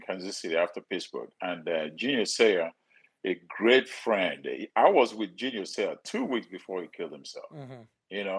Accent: Nigeria; moved away as an adult; now in United States; I'm from Nigeria, the poor family from Nigeria

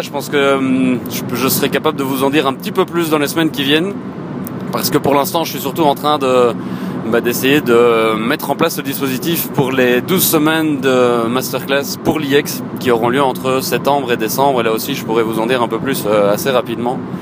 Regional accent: Éghezée, Wallonia, Belgium; je le fais depuis Yegeze, mon bled, au cheval blanc

